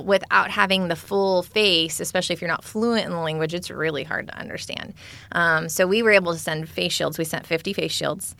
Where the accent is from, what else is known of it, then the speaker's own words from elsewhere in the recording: California, United States; I grew up in California